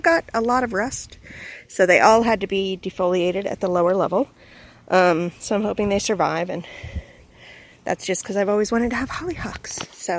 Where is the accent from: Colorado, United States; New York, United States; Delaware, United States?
Delaware, United States; I am from Delaware in the United States, which is on the East Coast, about halfway in the Mid-Atlantic.